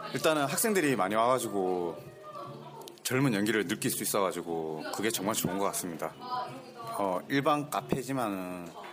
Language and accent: Korean; Busan, South Korea; now in Seoul, South Korea; 제가 고향이 부산인데